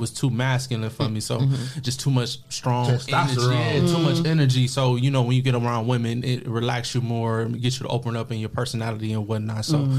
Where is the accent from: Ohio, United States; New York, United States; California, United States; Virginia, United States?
Ohio, United States; Toledo; born and raised in Toledo, Ohio.